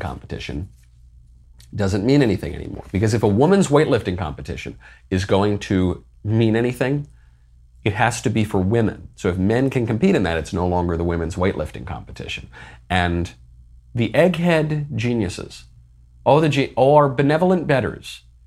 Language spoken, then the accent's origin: English; United States; I'm an American